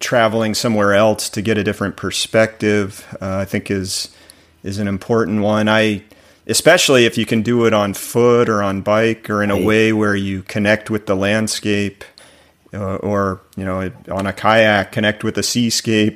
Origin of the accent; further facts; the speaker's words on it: the South, United States; you and I grew up in the South